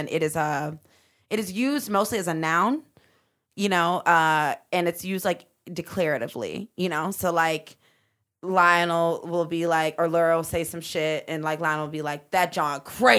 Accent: Midwest, United States; because I am a Midwesterner. I'm not from Philadelphia.

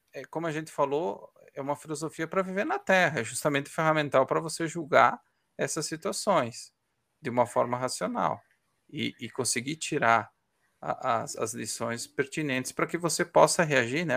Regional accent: Ukraine; moved away; eu sou ucraniano

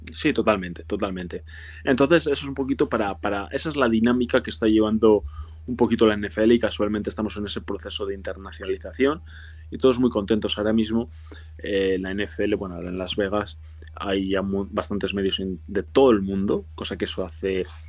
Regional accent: Spain

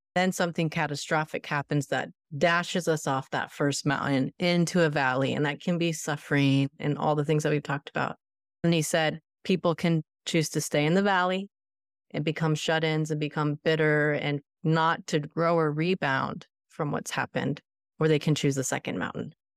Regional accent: Florida, United States; also born or lived in Outer Boston area, Massachusetts; I'm in Florida, and I've been here since I was five. We are from the Outer Boston area, and our family were New Englanders

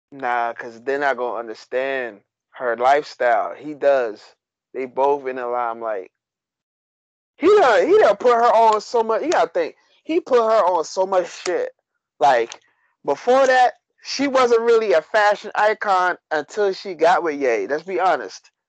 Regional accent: Staten Island, New York, United States; I'm from Staten Island.

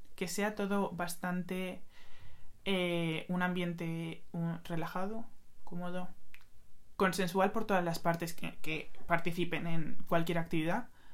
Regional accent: Madrid, Community of Madrid, Spain; yo nací en Madrid, he vivido toda mi vida en Madrid, pero mis padres son dominicanos

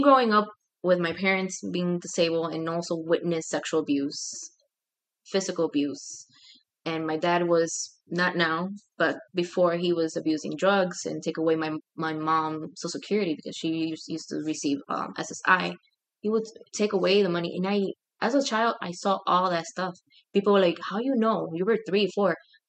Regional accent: Puerto Rico; now in Chicago, United States; I was born here in Chicago, but I was taken to Puerto Rico. I had to learn a new language, English, sign language, and then Spanish.

